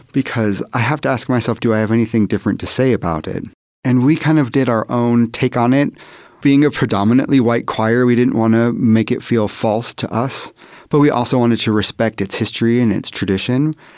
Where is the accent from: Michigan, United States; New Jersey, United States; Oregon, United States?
Oregon, United States; I'm from Oregon